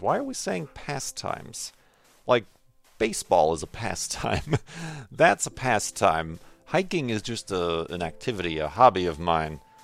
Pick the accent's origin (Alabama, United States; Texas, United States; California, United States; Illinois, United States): Illinois, United States; Chicago; now in Arizona, United States; I live away from my hometown. Originally from the Chicago area, but now out here in Arizona